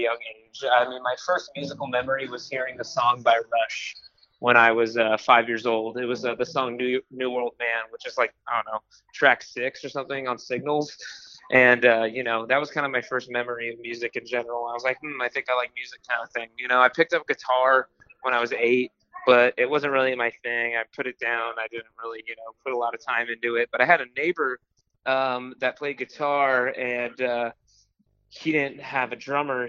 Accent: Los Angeles, California, United States; I'm from LA, Los Angeles.

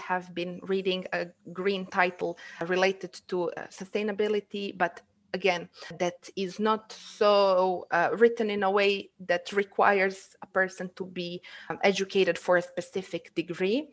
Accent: Ulcinj, Ulcinj Municipality, Montenegro; English is a second language; moved away as an adult; now in Podgorica, Montenegro; I'm from Olcin, from the Montenegrin seaside, currently living in Podgorica, the capital city.

